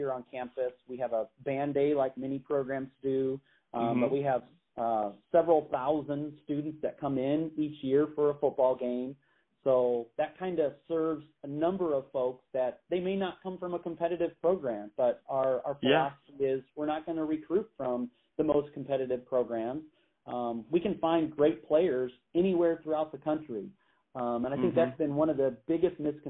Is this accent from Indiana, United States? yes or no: yes; Indiana, United States; now in Illinois, United States; as a kid growing up in Indiana, I lived very close to Notre Dame